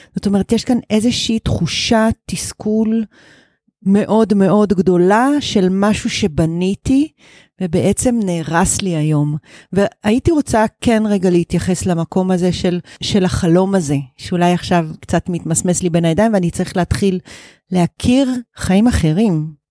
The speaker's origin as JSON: {"language": "Hebrew", "town": "Givat Brenner", "region": "Central District", "country": "Israel", "tie": "born or raised there", "also_born_or_lived": "Kibbutz Netzer Sereni", "said": "אני בת קיבוץ נצר סירני, אחר כך גדלתי בקיבוץ גבעת ברנר"}